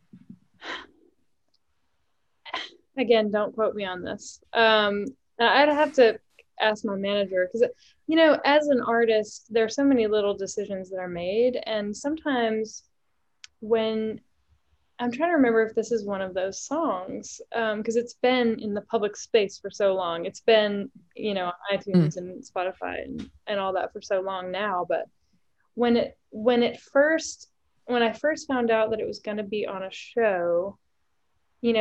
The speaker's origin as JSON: {"language": "English", "region": "East Tennessee", "country": "United States", "tie": "born or raised there", "said": "I grew up in East Tennessee."}